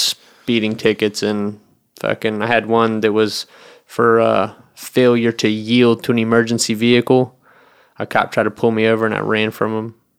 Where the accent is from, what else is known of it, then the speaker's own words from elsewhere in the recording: the South, United States; moved away; I grew up in the South